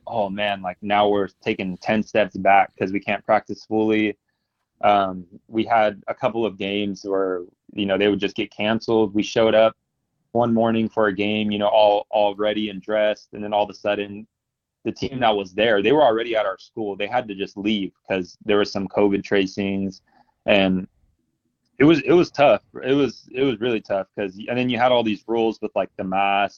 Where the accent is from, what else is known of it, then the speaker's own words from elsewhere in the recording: Fresno, California, United States; also born or lived in Bakersfield; I'm from Fresno and I, I, grew up here